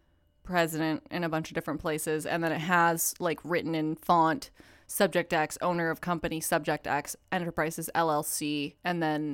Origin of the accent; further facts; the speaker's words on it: Katy, Texas, United States; near a town that I grew up in Katy, Texas. So I played soccer at Katy Park, and anyone from Houston will know about Katy, Texas.